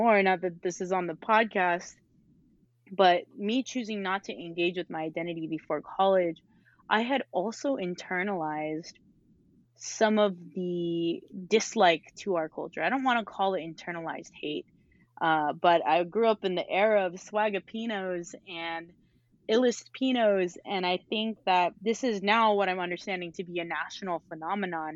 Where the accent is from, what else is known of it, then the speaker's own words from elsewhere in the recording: Benita, California, United States; I grew up in Benita, California. It's always going to be my home.